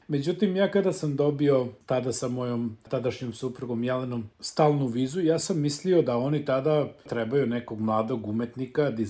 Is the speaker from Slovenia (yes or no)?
no; Aleksinac, Serbia; moved away as an adult; also born or lived in New Zealand / Niš; ja sam rođen u Aleksincu. Odrastao sam na Lesinačkom rudniku u velikoj porodici dedom Jovanom i nanom Milicom, mog deda su zvali Jole Crnogorac. Crnogorska familija koja je došla u Aleksinac